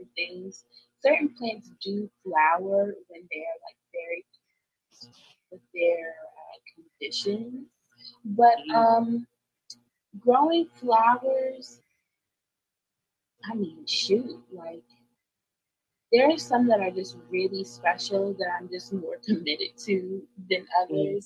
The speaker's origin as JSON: {"language": "English", "region": "Eastern Shore", "country": "United States", "moved": "yes", "said": "I'm from the Eastern Shore, so, you know, we ain't got nothing but land and time"}